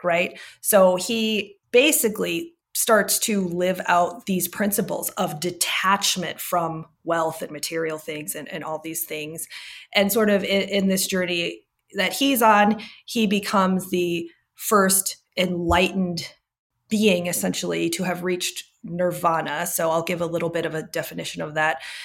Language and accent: English; United States; moved away as an adult; also born or lived in Arizona / Singapore / Switzerland; now in Salt Lake City, United States; I grew up in the Midwest and Arizona